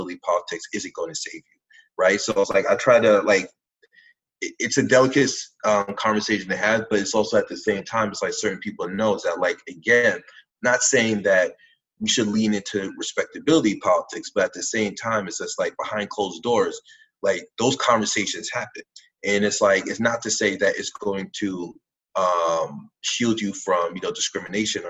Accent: New York City, New York, United States; growing up in New York at this time

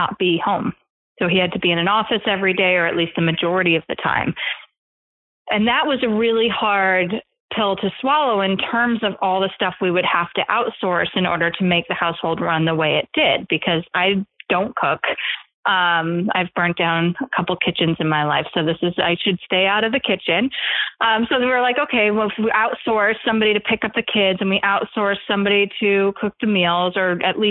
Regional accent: East Coast, United States; also born or lived in California; now in New York, United States; When we moved from California to New York, where we're both from the East Coast originally

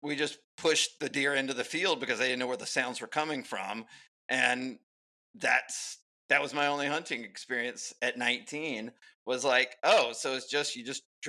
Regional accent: Alabama, United States; I grew up in Alabama

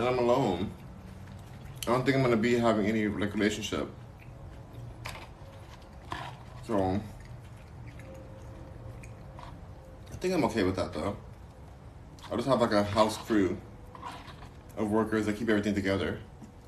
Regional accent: Houston, Texas, United States; accent: southern; now in Los Angeles, United States; here comes my southern accent

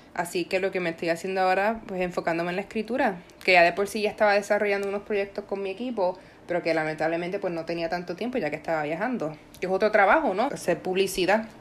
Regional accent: Puerto Rico; yo, por ejemplo, como puertorriqueña

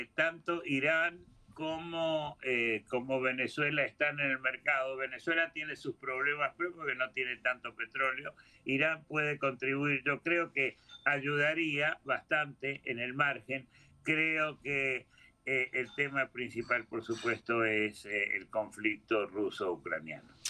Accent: Argentina; moved away; yo soy argentino de origen

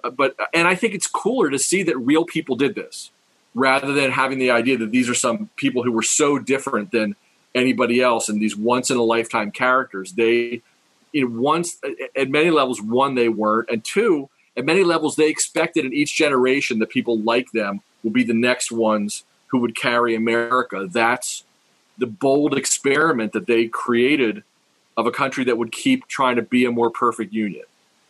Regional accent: Harrisburg, Pennsylvania, United States; now in Philadelphia, United States; they ended up in Harrisburg, my hometown.

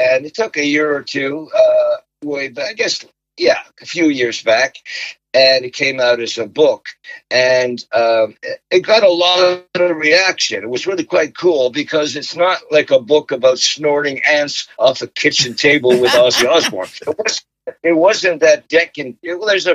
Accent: Montreal, Quebec, Canada; a kid growing up in Montreal with triplet brothers, a sister, a big family

